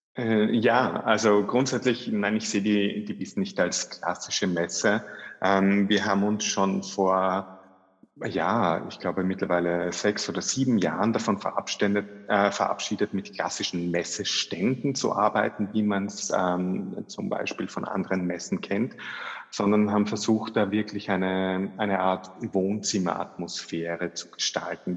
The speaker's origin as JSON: {"language": "German", "country": "Austria", "also_born_or_lived": "Vienna", "said": "bei uns in Österreich"}